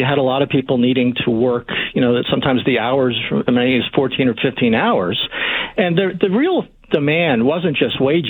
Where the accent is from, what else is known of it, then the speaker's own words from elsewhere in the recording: Philadelphia, Pennsylvania, United States; my own childhood growing up in Philadelphia in the 70s